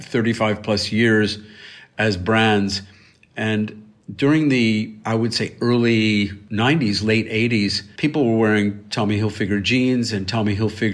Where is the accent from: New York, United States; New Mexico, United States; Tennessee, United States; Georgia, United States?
New York, United States; Elmira; my hometown of Elmira, New York